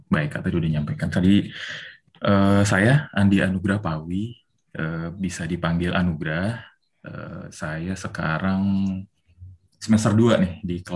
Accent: Jakarta, Indonesia; Kalau dari saya sendiri sih gedenya di Jakarta udah dari hmm. SD

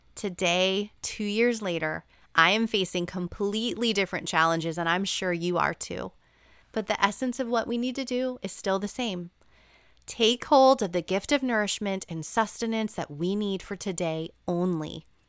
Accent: New Jersey, United States; moved away; my hometown in New Jersey when I went to visit my parents

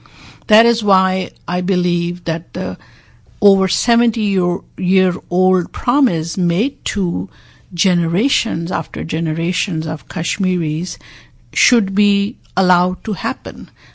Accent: Pakistan; So I'm a Pakistani, but I'm also a peace activist and a global human rights activist.

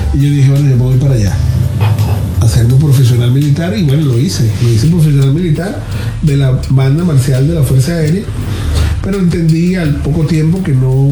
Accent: La Victoria, Aragua, Venezuela; de la ciudad de donde yo soy, o del pueblo donde yo soy, que es La Victoria, Estado Aragua

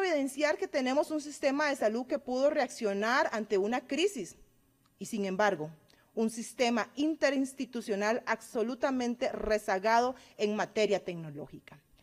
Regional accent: Cartago, Costa Rica; also born or lived in Guanacaste; Yo nací en Guanacaste y me acogió mi amada provincia de Cartago

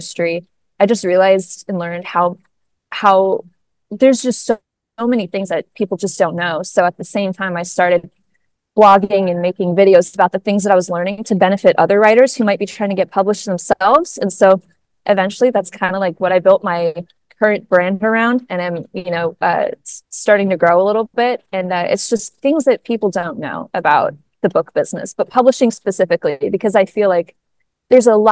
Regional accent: Missouri, United States; now in Chicago, United States; I'm from Missouri

